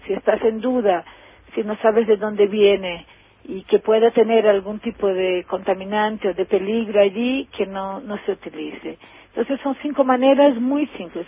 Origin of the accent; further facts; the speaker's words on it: Brazil; Spanish is a second language; also born or lived in Argentina; soy brasileña